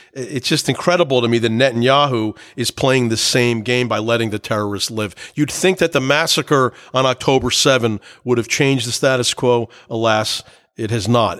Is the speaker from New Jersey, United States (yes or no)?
yes; New Jersey, United States; I was from New Jersey